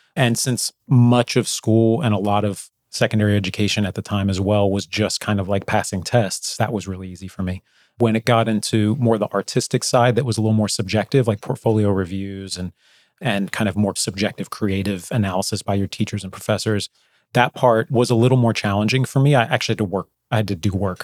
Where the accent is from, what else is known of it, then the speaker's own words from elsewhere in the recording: New Jersey, United States; I grew up in New Jersey